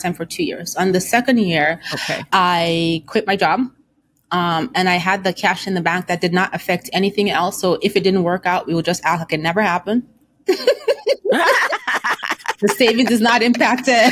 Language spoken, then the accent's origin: English; Nigeria; I come from an African household. I'm Nigerian